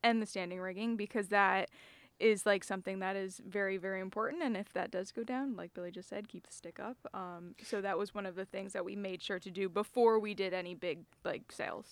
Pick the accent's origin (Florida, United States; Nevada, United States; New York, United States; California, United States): Florida, United States; Jupiter; moved away; Jupiter, Florida. Beautiful, beautiful place to grow up.